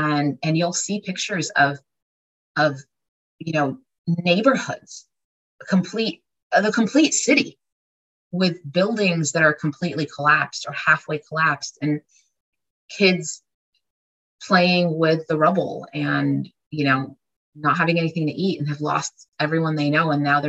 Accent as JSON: {"language": "English", "town": "Jerusalem", "region": "Jerusalem District", "country": "Israel", "tie": "born there", "said": "And it says Israel. And I was born in Jerusalem. And so, it's a beautiful place."}